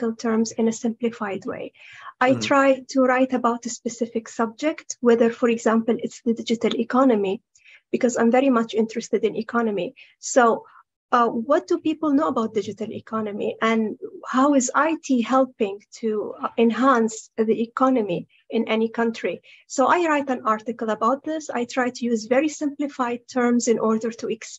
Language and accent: English; Saudi Arabia; I'm from Saudi Arabia